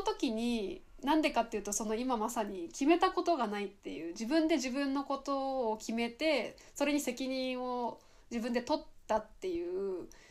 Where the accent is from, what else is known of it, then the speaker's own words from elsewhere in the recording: Miyazaki, Japan; moved away as an adult; also born or lived in Kochi; 私も地方出身で、うん、まあ、地方から地方に行ったんだけど私の場合は、うん、 あの宮崎から高知に行ったんだけど